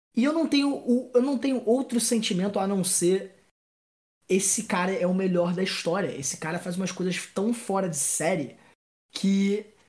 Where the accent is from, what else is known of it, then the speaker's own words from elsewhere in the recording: Brazil; eu sou é, brasileiro